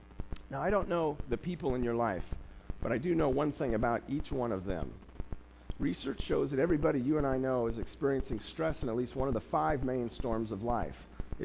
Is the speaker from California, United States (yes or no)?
no; South Bend, Indiana, United States; As a kid, I grew up in South Bend. Because my parents moved around so often, I went to 8 different schools before college.